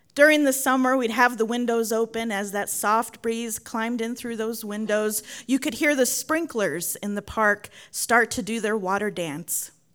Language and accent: English; San Antonio, Texas, United States; now in Dolores, United States; I grew up in San Antonio, Texas, but spent nearly every summer at my grandparents' house in Commerce City, Colorado